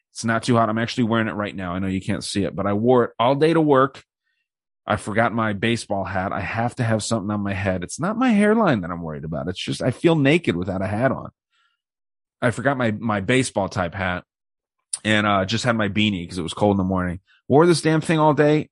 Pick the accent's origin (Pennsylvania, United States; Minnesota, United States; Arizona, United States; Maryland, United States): Arizona, United States; Tucson; my hometown here